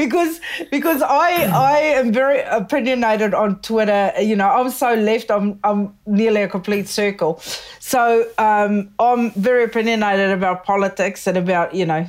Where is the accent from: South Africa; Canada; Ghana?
South Africa; moved away; I'm originally from South Africa.